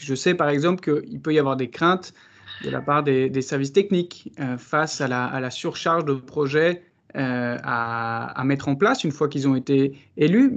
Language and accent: French; Paris, Île-de-France, France; en tant que Parisien